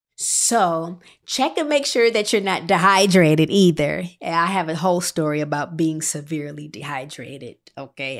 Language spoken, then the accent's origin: English; Midwest, United States; I was born and raised in the Midwest.